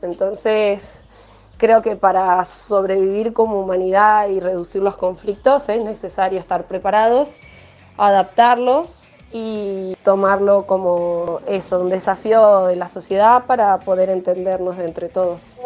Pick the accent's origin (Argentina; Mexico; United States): Argentina; nosotros somos un país eh, que fue, recibió personas y sigue recibiendo personas de todo el mundo